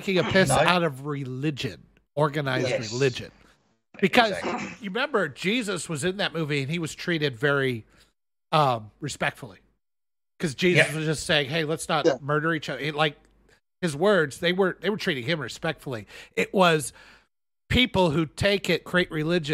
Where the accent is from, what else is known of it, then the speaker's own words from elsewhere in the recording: United States; I'm American